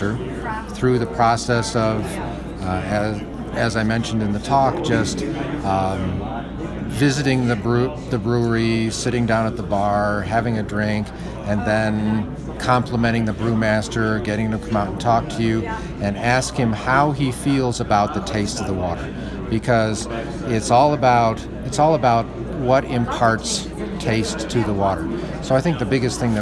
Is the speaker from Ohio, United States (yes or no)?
no; Chicago, Illinois, United States; now in Colorado, United States; I grew up in Chicago